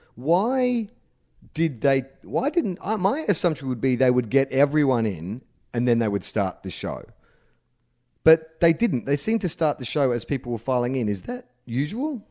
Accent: Australia; growing up as, as an Australian

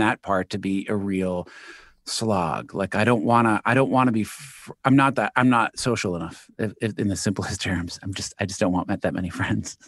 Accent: New York City, New York, United States; also born or lived in Manhattan; New York, originally born in Queens.

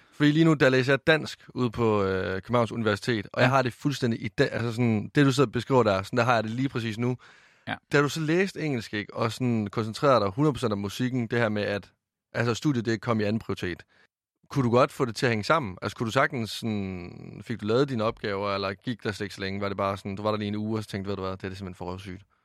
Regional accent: Varde, Southern Denmark, Denmark; jeg kommer fra Vardag over i Vestjylland

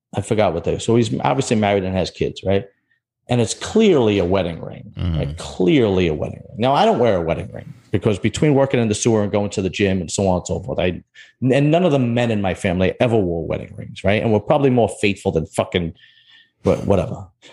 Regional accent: New York City, New York, United States; I'm from Bensonhurst.

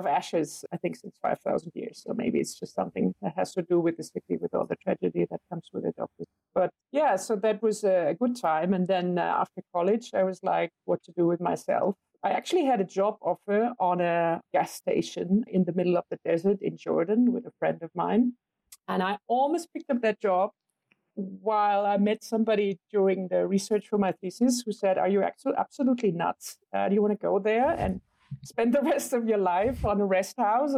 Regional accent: western Germany, Germany; I grew up in a small village in Western Germany

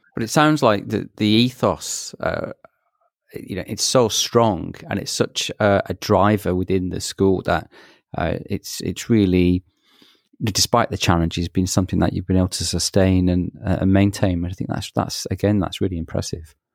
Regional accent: Manchester, North West England, United Kingdom; moved away; that's my hometown and, and, you know, grew up in Manchester

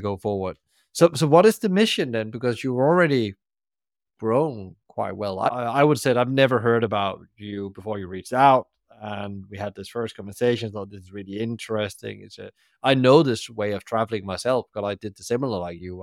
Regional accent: Denmark; moved away; when I go back to my home country, Denmark, come to Copenhagen.

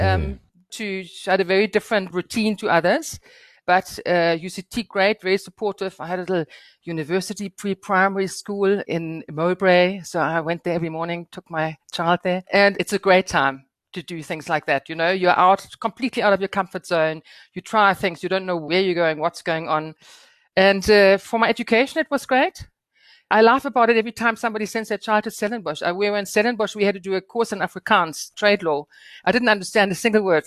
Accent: Northern Germany, Germany; moved away as an adult; now in South Africa; finishing my legal education in Germany, where I was born and raised. And my first thirty years took place in Germany, in the very northern part

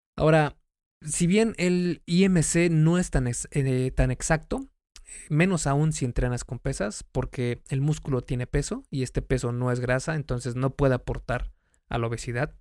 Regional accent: Mexico; México, que es el país de donde soy

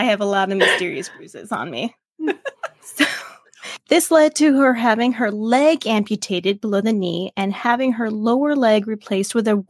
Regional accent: Maryland, United States; we're both from Maryland.

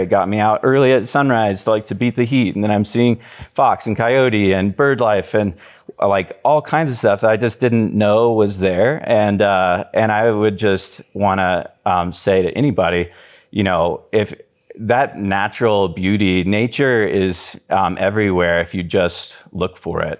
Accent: Wichita, Kansas, United States; I grew up in Wichita, Kansas, and that's where I live right now

